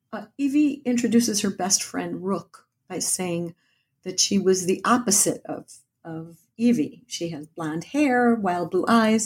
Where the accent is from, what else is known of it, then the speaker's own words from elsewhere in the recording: Midwest, United States; as a Midwesterner.